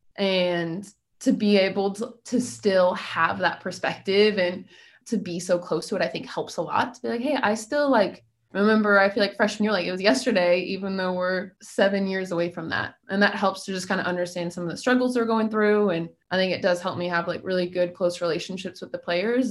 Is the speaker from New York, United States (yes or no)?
no; Missouri, United States; moved away as an adult; now in Oxford, United States; I'm from Missouri, so I grew up